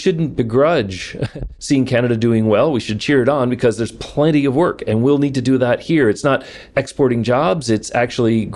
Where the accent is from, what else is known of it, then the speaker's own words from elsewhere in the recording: Detroit, Michigan, United States; growing up in Detroit